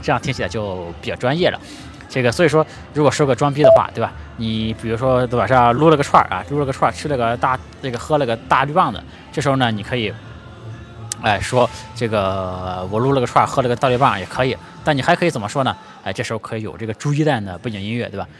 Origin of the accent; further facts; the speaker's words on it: Shandong, China; moved away; 我是一个山东人